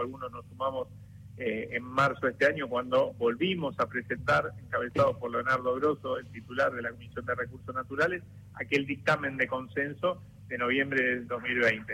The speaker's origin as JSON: {"language": "Spanish", "town": "Rosario", "region": "Santa Fe", "country": "Argentina", "said": "soy rosarino"}